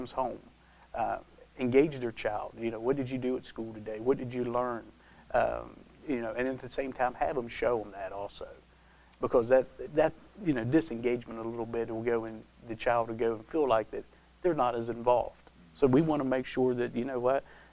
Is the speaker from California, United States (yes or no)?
no; Taylor County, North Central West Virginia, United States; I was born and raised in Taylor County, had the opportunity to stay here, raising my family